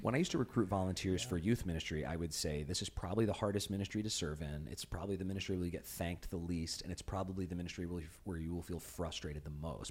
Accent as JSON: {"language": "English", "town": "Chicago", "region": "Illinois", "country": "United States", "tie": "born or raised there", "moved": "yes", "said": "I grew up in Chicago."}